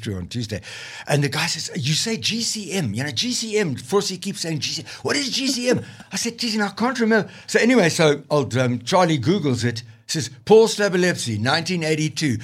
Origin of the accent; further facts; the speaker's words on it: Limpopo Valley, South Africa; moved away; I came from the Limpopo Valley